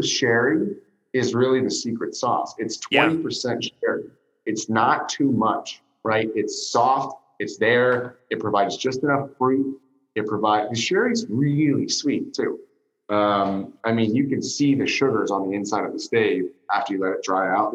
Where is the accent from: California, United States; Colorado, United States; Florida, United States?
California, United States; San Francisco; now in Los Angeles, United States; I was born in San Francisco. I live in Los Angeles